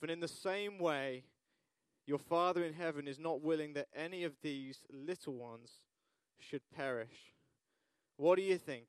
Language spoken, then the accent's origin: English; United Kingdom; we're British